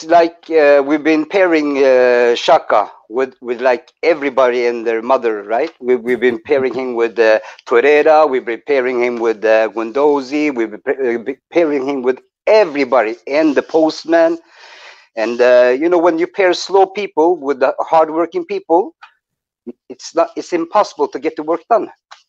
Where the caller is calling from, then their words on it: Norway; I'm calling from Norway, man.